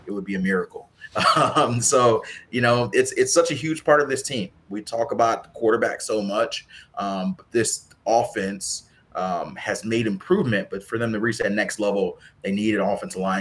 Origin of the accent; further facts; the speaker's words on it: Mississippi, United States; moved away; I'm from Mississippi